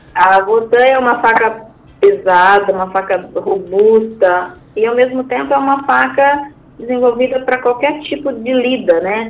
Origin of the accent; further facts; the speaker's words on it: Brazil; nós, como, como brasileiros, como empresários